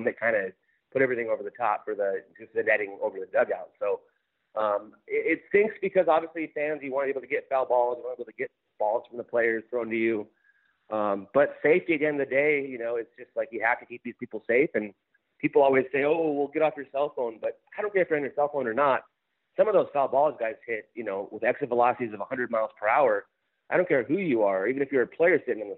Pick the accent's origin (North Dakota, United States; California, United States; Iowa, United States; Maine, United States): California, United States; Glendora; also born or lived in Minnesota; I grew up in Glendora in L.A. County